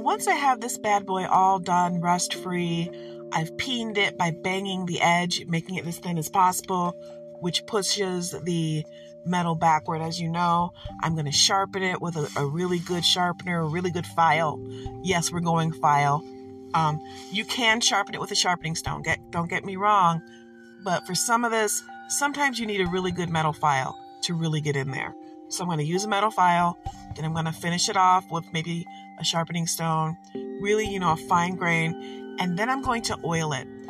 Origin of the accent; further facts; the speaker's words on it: Michigan, United States; I am from Michigan.